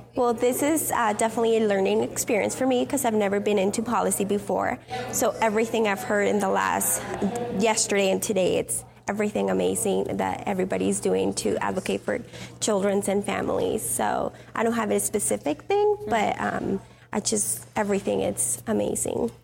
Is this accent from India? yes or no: no; Mexico; also born or lived in California, United States; now in Steamboat Springs, United States; I was born in California, raised in Mexico, but I live in Steamboat Springs, Colorado